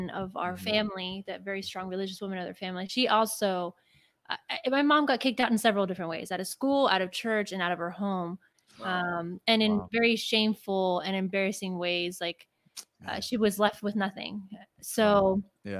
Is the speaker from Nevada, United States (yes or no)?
no; Los Angeles, California, United States; I was born and raised in Los Angeles, California.